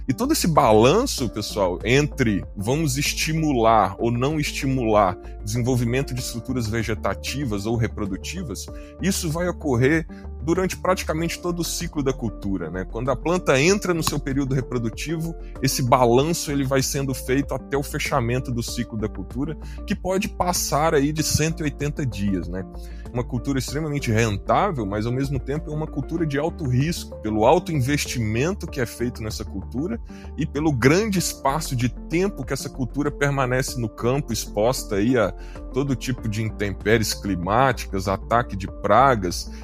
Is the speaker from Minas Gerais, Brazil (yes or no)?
yes; Minas Gerais, Brazil; moved away as an adult; now in Mato Grosso, Brazil; eu, como um bom mineiro que sou, formado em Minas Gerais